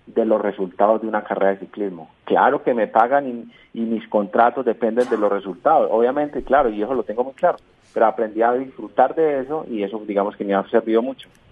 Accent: Colombia; moved away; Yo como colombiano eh, vivo feliz de mi país

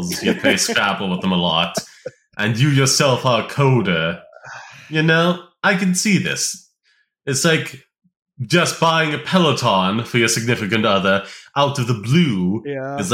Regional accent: United States; I'm American

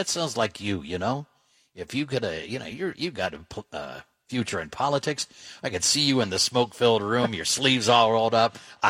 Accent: Dayton, Ohio, United States; I'm not a Cincinnati kid, but I grew up in Dayton, and we could pick up the Cincinnati stations.

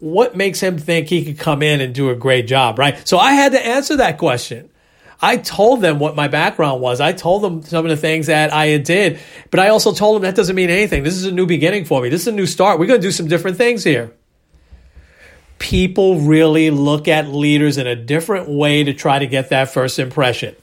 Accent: New York City, New York, United States; I was from the Bronx

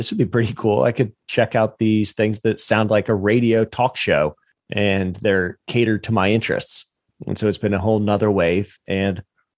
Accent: the South, United States; now in Jacksonville, United States; I'm from the South

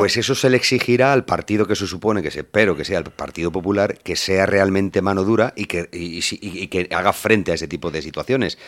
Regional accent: Madrid, Community of Madrid, Spain; yo también me he criado en ese barrio

